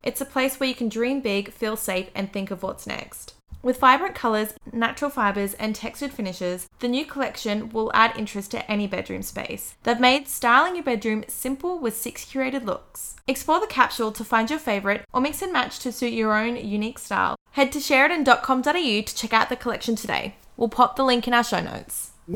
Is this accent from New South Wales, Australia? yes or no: yes; Sydney, New South Wales, Australia; moved away as an adult; also born or lived in Los Angeles; I'm from Northern Beaches